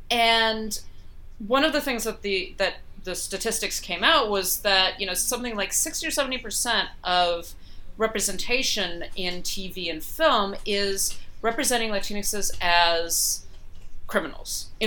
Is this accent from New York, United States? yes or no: yes; upstate New York, United States; born or raised there; now in New York City, United States